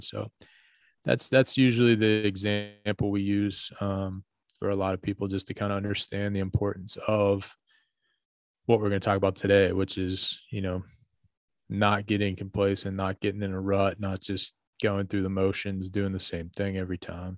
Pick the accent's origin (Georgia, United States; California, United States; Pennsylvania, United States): Pennsylvania, United States; North Huntington; where I grew up in North Huntington